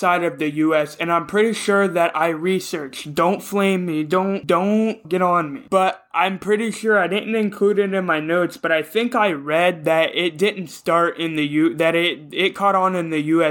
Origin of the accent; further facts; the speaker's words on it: Ohio, United States; I'm even from Ohio